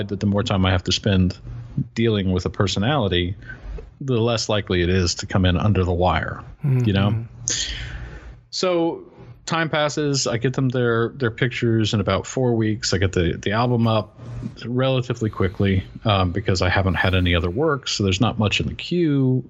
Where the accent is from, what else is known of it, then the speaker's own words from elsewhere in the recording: rural Western North Carolina, United States; being 45 minutes from my hometown in this rural Western North Carolina